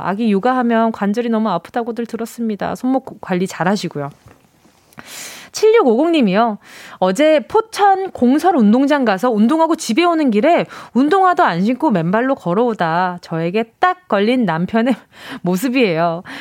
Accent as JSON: {"language": "Korean", "region": "Busan", "country": "South Korea", "tie": "born or raised there", "moved": "yes", "said": "제가 또 고향이 부산이잖아요"}